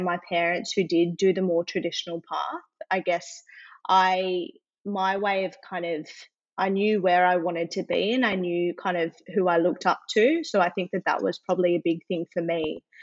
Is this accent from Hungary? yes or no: no; Adelaide, South Australia, Australia; now in Sydney, Australia; So I am born and bred in Adelaide, actually. Mm-hmm. So I then moved to Sydney.